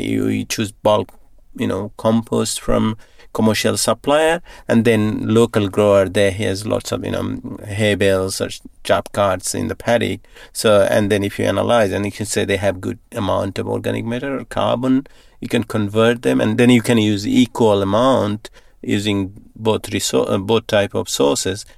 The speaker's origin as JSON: {"language": "English", "country": "Bangladesh", "tie": "born or raised there", "also_born_or_lived": "Thailand", "moved": "as an adult", "lives_now": "Northam, Australia", "said": "I grew up in Bangladesh on a little farm"}